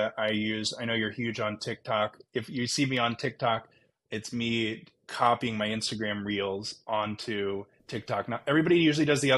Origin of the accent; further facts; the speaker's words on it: Baltimore, Maryland, United States; also born or lived in Northfield, Minnesota; now in Santa Barbara, United States; I'm from Baltimore